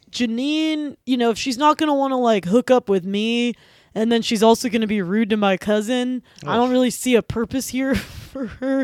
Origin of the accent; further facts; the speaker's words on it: Chicago, Illinois, United States; I'm not Southern. Okay, fair enough, I'm from Chicago.